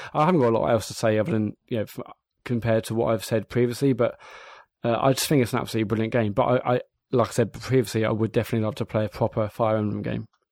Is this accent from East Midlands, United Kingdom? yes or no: no; Bognor Regis, South East England, United Kingdom; I'm from Bognor Beach as a seaside town, and I spent you know countless summers and weeks, days, months in the arcades